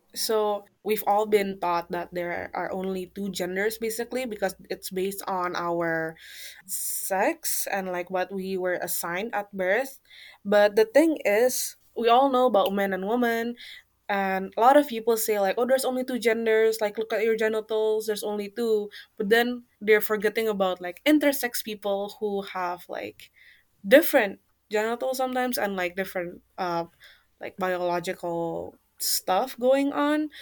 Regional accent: Jakarta, Indonesia; moved away as an adult; now in Japan; I come from Jakarta, the capital city of Indonesia

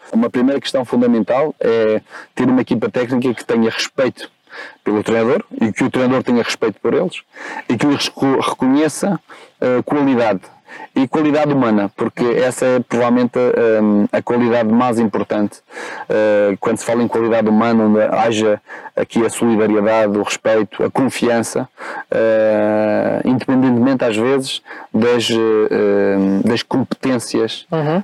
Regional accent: Madeira, Portugal; accent: Madeiran; moved away as an adult; now in Lisbon, Portugal; este meu sotaque tem a ver com a minha origem. Uhum. Eu sou madeirense, eh, vivi 18 anos na Madeira, saí vim para cá, para, para Lisboa, aos 18.

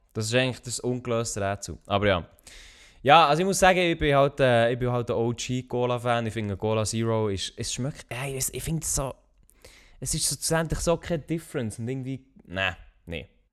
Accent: Switzerland; als Schweizer, der kein Französisch kann

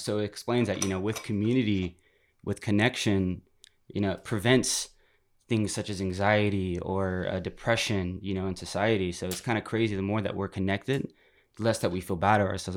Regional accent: Turlock, California, United States; moved away; I'm from Turlock, California, up Northern California, right smack dab in the middle of California, where you put your finger on the map in the middle you're hitting Modesto, Turlock, California. Yeah, yeah. Mm-hmm. Um, you know, I kind of grew up in just you know suburban town

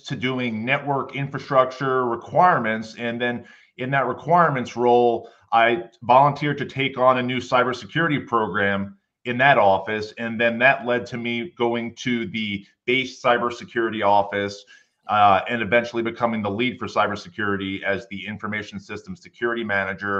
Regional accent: New York City, New York, United States; moved away as an adult; Growing up in New York City, it was kind of chaotic

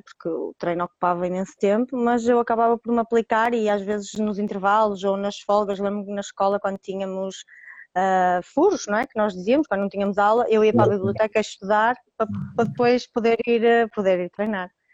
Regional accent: Roriz, Norte, Portugal; clube da minha terra, que, que é Roriz, pertence ao Conselho de Santirce

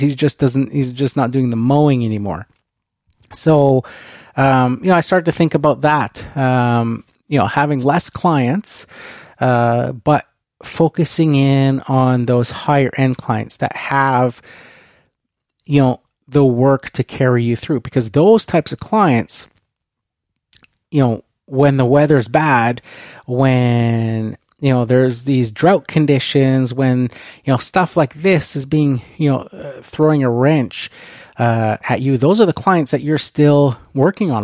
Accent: Canada; being Canadian

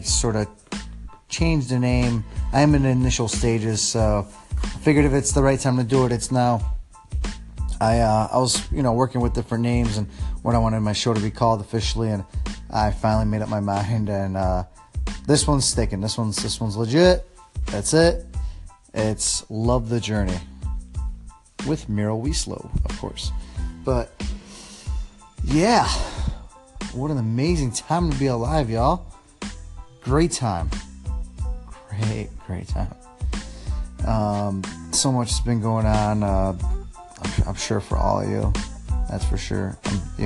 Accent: Chicago, Illinois, United States; also born or lived in Poland; Then came here at the age of 5 to America, and I've been pretty much raised in Chicago, the Chicagoland area, all my life

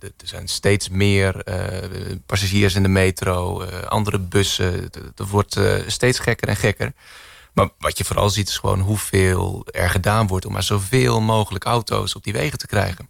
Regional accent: Netherlands; moved away as an adult; now in Chile; als Nederlander

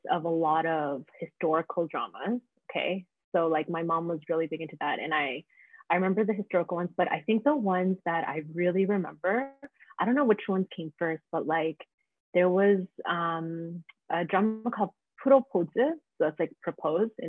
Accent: Toronto, Ontario, Canada; I'm like in Canada, in Toronto

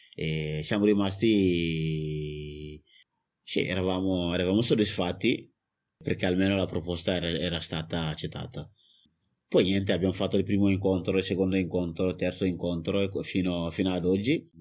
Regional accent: Mali; now in Italy; erano da 11 anni che non tornavo nel mio paese che, che è il Mali

